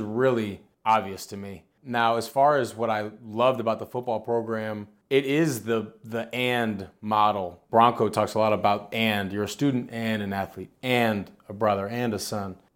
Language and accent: English; Northern Virginia, United States; also born or lived in Alexandria, Virginia / Ashburn, Virginia; born and raised in Northern Virginia, uh, born in Mount Vernon, Alexandria area, and I lived there until I was nine or ten